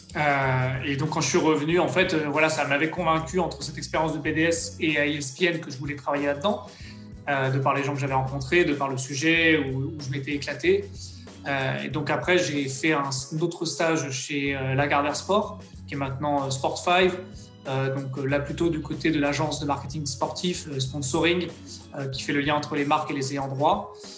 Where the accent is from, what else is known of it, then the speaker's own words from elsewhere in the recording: Soisy-sur-Seine, Île-de-France, France; je suis originaire, du coup, du quatre-vingt-onze, d'une petite ville qui s'appelle, euh, Sauzy-sur-Seine. C'est juste à côté d'Evry, qui est la préfecture, euh, de l'Essonne